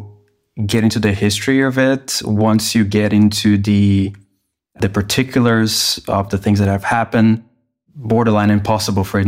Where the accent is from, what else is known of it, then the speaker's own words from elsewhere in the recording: Brazil; now in Berlin, Germany; I live in Berlin. I'm from Brazil originally.